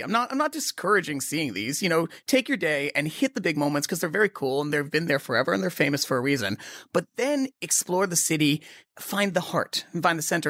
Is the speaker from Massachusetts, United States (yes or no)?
yes; Boston, Massachusetts, United States; moved away; also born or lived in London; I grew up in Boston. That's where I'm born. Born in Boston